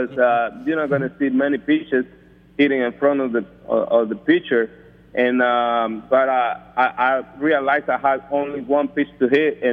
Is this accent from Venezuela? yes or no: yes; Venezuela; moved away; I'm coming from Venezuela, that I used to play for a very famous team over there, Navegantes and Magallanes